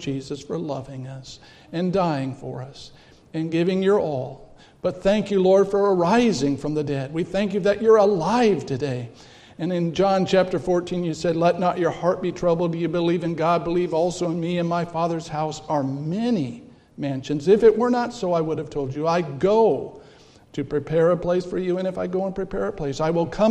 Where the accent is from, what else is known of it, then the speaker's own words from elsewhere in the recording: California, United States; moved away as an adult; now in Milwaukee, United States; I'm from California